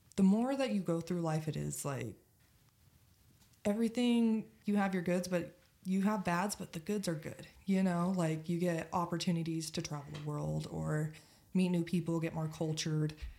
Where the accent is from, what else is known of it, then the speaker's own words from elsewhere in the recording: Utah, United States; born and raised in Utah